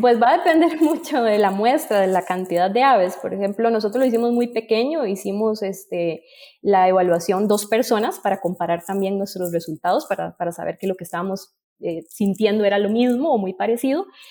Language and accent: Spanish; Costa Rica; aquí nosotros en mi país